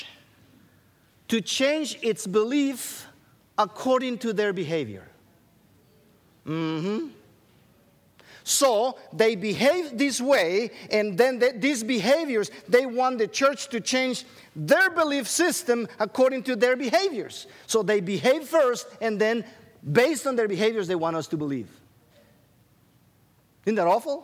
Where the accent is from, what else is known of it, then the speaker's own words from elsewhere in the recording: Guatemala; Rachel and I, we grew up in Guatemala